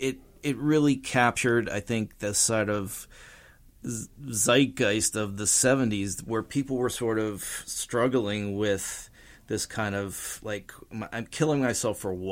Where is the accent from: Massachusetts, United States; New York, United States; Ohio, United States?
Ohio, United States; Youngstown; I'm from Youngstown, Ohio, and it was a huge album there.